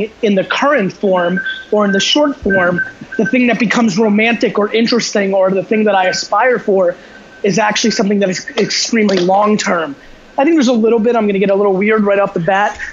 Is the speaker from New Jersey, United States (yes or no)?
yes; New Jersey, United States; born or raised there; also born or lived in Belarus